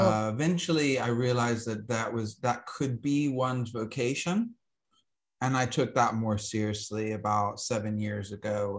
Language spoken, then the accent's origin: English; Alabama, United States; I grew up in Alabama